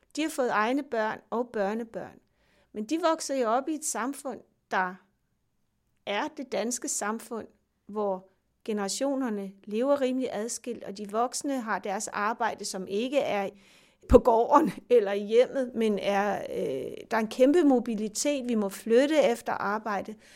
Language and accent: Danish; Denmark